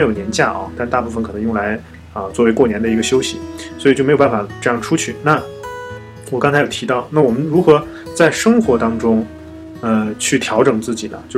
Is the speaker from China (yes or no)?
yes; China; 但是这种食品食物，就对藏族人来讲就是最美味的早餐，对。但是我们内地人去了就适应不了